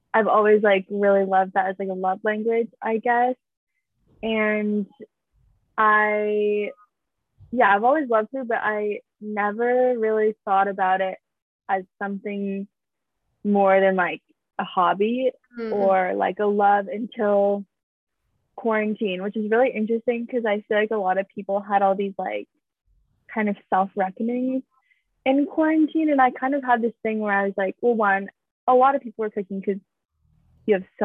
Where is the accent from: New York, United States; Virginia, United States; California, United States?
California, United States; Bay Area; I grew up in the Bay